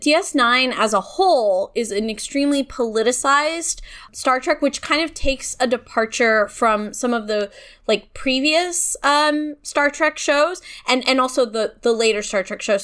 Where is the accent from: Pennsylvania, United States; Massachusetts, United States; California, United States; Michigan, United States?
California, United States; as a Californian